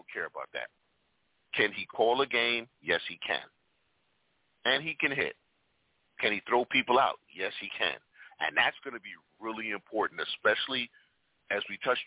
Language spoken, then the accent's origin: English; New York, United States; I'm from New York